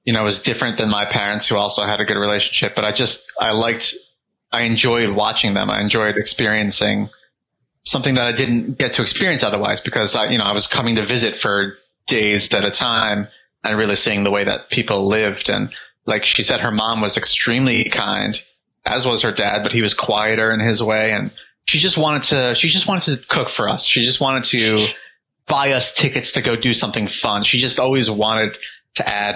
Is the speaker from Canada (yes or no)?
no; New York, United States; we moved into my parents' house where I grew up in New York.